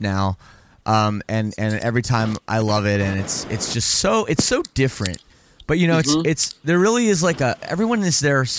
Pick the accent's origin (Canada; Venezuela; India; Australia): Canada; Toronto, Ontario; I'm from Toronto.